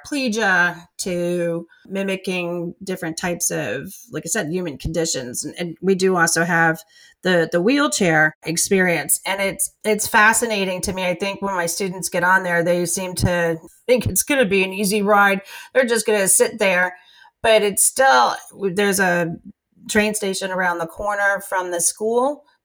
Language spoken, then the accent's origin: English; New York City, New York, United States; I grew up in Brooklyn myself